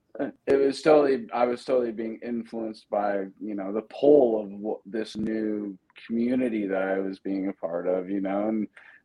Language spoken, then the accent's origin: English; Pacifica, California, United States; I grew up in Pacifica, right outside of San Francisco, Grew up in the 90s